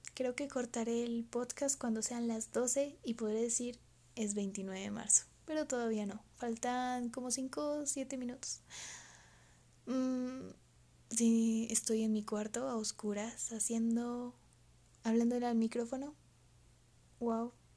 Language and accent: Spanish; Colombia; Soy de Colombia. Eh, quizás no se me note un poquito el acento